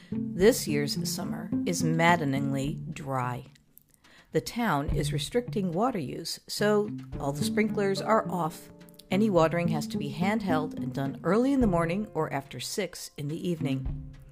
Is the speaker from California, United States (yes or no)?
no; Texas, United States; born there; also born or lived in Virginia / Chicago; Now, I was born in Texas, and I spent many years enduring the humid, hot summers of central Virginia and summers in Chicago.